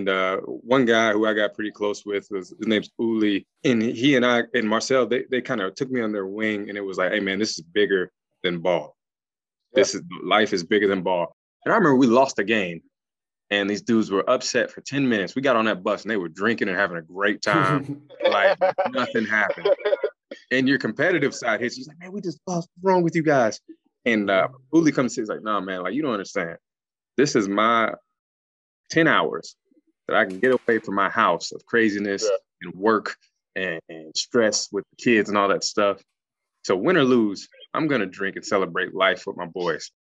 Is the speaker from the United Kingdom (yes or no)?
no; the Southern state, United States; moved away as an adult; also born or lived in Florida / Toronto, Canada / Germany / Japan; growing up in the Southern state